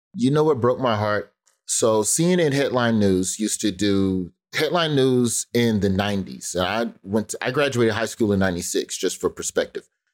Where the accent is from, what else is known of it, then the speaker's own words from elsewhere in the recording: Birmingham, Alabama, United States; also born or lived in Memphis; Birmingham, which is where I grew up